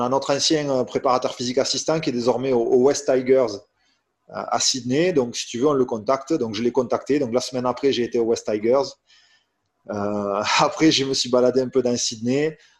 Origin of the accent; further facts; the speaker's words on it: France; je suis français